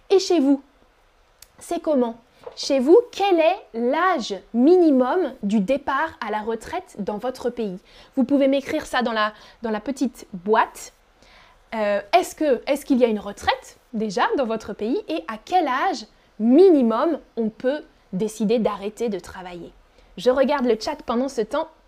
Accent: France; Avant, moi, quand j'étais petite en France, on n'avait pas école le mercredi.

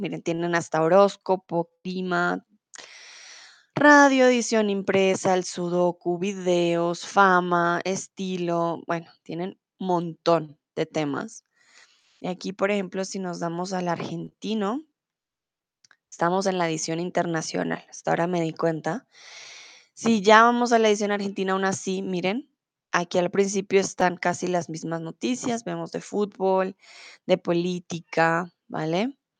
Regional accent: Colombia; moved away as an adult; now in Germany; soy de Colombia

